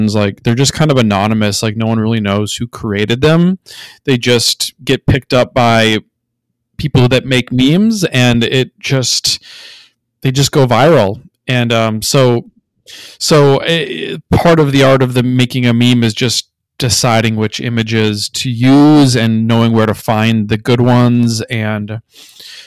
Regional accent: Minnesota, United States; I grew up in Minnesota

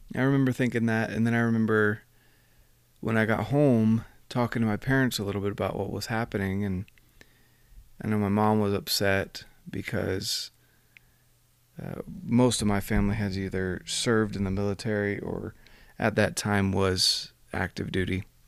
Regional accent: United States

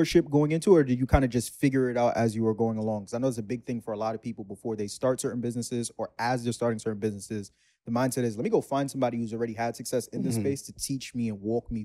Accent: New York City, New York, United States; that's my hood

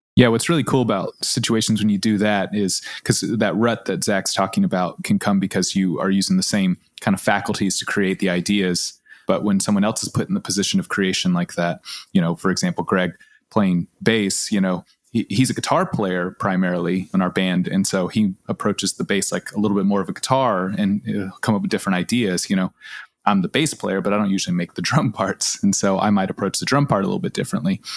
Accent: Austin, Texas, United States; Kath and I grew up in Austin

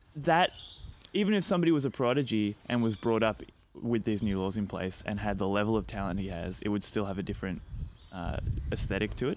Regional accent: Australia; being Australian

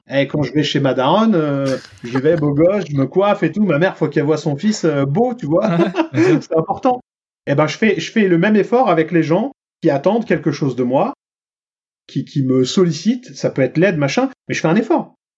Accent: Franconville, Île-de-France, France; à Franconville, dont on vient dans le Val d'Oise

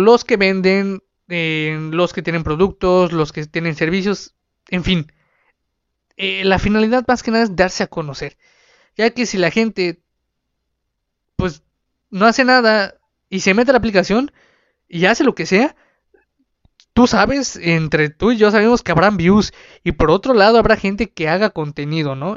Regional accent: Mexico; Aquí en, en mi país, en México

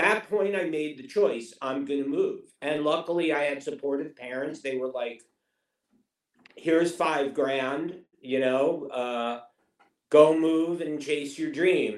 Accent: New York City, New York, United States; moved away as an adult; now in Los Angeles, United States; I'm from Queens

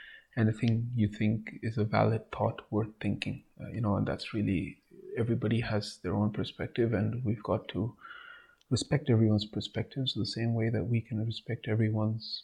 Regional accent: India; be proud as an Indian

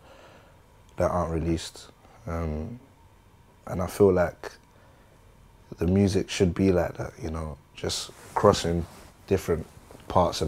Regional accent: London, United Kingdom; we're from London.

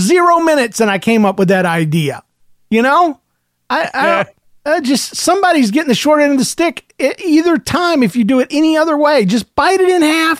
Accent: Indiana, United States; I tell you, I'm from Indiana, and the bees are bad to the bone, but not to me.

